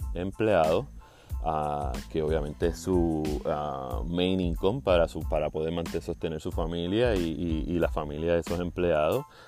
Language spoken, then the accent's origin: Spanish; Juana Díaz, Puerto Rico; moved away as an adult; now in South Florida, United States; puertorriqueño de Juana Díaz, ah, viviendo en el sur de la Florida. Eh, hace seis años me mudé de Puerto Rico.